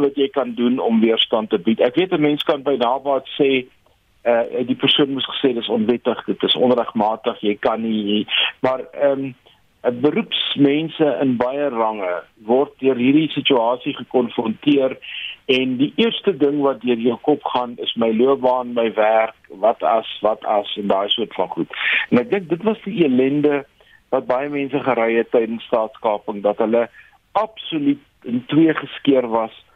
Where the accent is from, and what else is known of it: South Africa